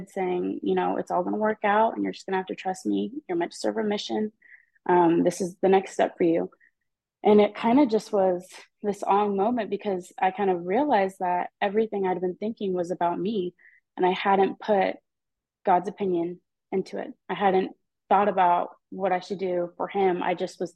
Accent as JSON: {"language": "English", "town": "Edmond", "region": "Oklahoma", "country": "United States", "tie": "born or raised there", "said": "I'm from Edmond, Oklahoma, so there's not a lot of members here. I mean, there's a good chunk, but like in my high school, I'm one of few"}